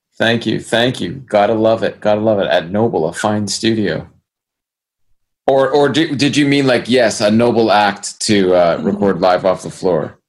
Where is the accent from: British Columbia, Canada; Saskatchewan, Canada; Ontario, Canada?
Ontario, Canada; Brampton; Brampton, in my hometown